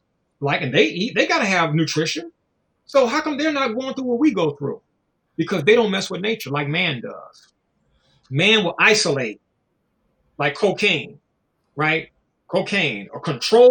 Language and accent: English; Los Angeles, California, United States; I'm from South Central Los Angeles.